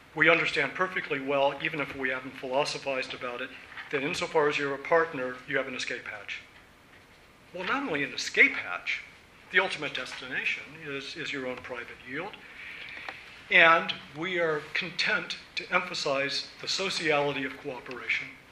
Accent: Virginia, United States; moved away; now that I'm back in my home state of Virginia

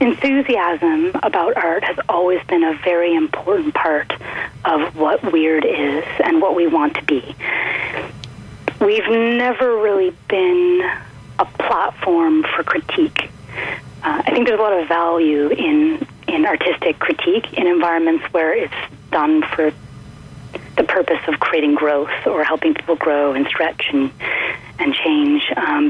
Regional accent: Perth, Ontario, Canada; born there; I was born in Perth, Ontario, and I've lived kind of all over Canada.

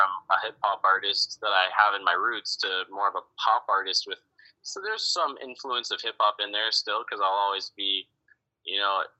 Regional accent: San Diego, California, United States; moved away as an adult; also born or lived in Los Angeles, California; now in Miami, United States; I grew up in San Diego, California

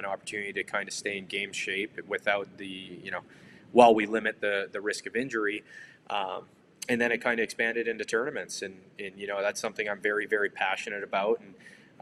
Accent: Detroit, Michigan, United States; Growing up in Detroit, I obviously grew up with a lot of great hockey around me

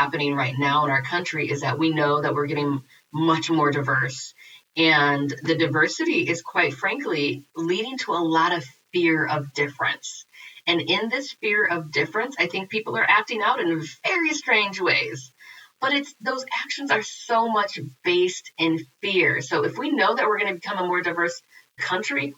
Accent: Peoria, Illinois, United States; now in Madison, United States; I'm in Madison, Wisconsin, but I'm from Peoria, Illinois

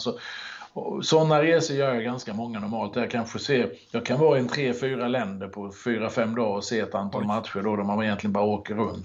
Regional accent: Halmstad, Halland County, Sweden; moved away as an adult; also born or lived in Norrköping; now in Lidingö, Sweden; Född och uppvuxen i Halmstad och bodde där i väldigt många år innan det blev Norrköping. Och nu bor jag på, i Stockholm ute på Lidingö

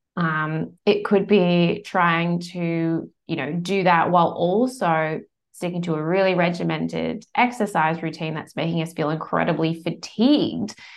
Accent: United States; moved away as an adult; now in Bondi Beach, Australia; I'm American originally. Australia's now home, has been for over twenty years.

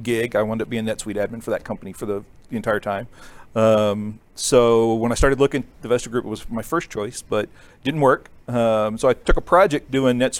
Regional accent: Ohio, United States; moved away as an adult; now in Wylie, Texas, United States; I was born in Ohio and raised in Ohio

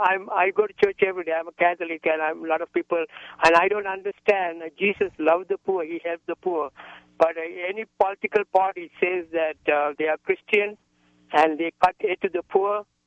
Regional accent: Sri Lanka; now in United States; I was born in Southeast Asia, in Sri Lanka. I'm a U.S. citizen. I've been here since 85.

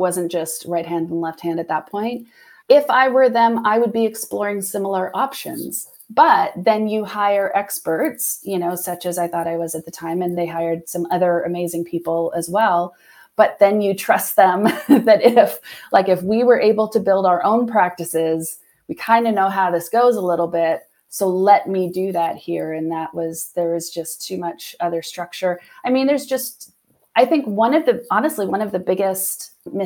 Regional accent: Ontario, Canada; moved away as an adult; I was from the Ontario area originally. And so I was able to bring my husband and my girls kind of back to my home area with me

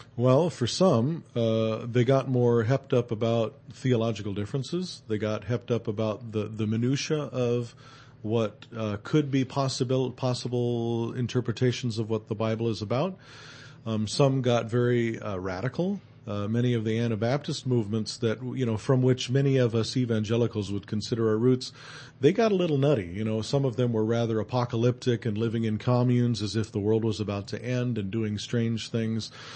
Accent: California, United States; moved away as an adult; now in Slovenia; as a Californian

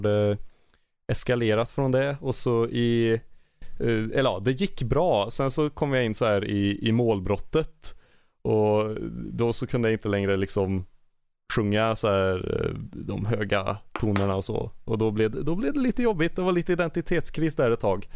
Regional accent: Glava, Värmland, Sweden; now in Härnösand, Sweden

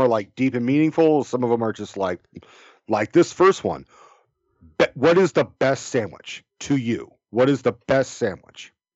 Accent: California, United States; I'm from California.

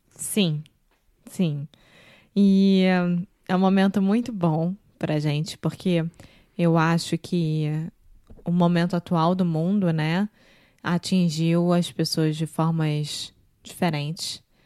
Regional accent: Rio de Janeiro, Brazil; now in Porto, Portugal; Eu sou brasileira, carioca do Rio de Janeiro

